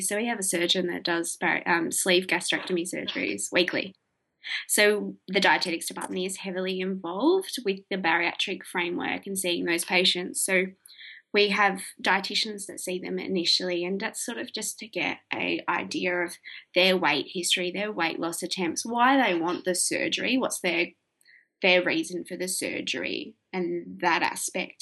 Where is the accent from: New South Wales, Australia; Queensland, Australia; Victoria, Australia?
Victoria, Australia; Hamilton; also born or lived in Melbourne, Australia; my hometown, small country town